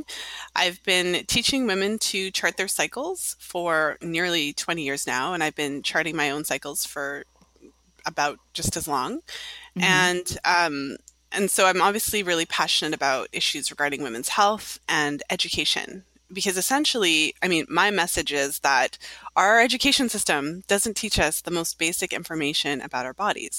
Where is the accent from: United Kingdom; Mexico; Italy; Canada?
Canada; now in Toronto, Canada; I'm in Toronto, Ontario, Canada. So I'm Canadian